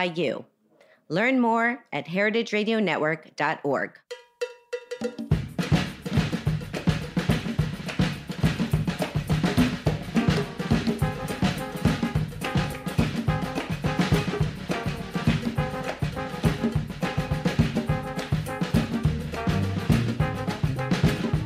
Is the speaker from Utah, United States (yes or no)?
no; Miami, Florida, United States; moved away; I grew up in Miami